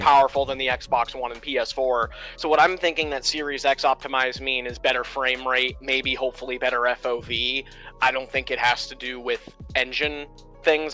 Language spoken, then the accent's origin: English; Maine, United States; I'm from Maine